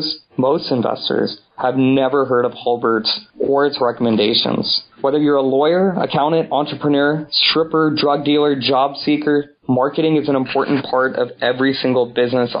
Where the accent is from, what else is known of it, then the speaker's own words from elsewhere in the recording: Houston, Texas, United States; I grew up in Houston, Texas